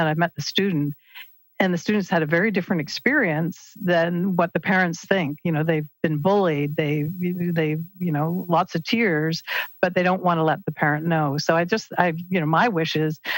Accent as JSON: {"language": "English", "town": "Peterborough", "region": "Ontario", "country": "Canada", "tie": "born or raised there", "said": "the house that I grew up in Peterborough"}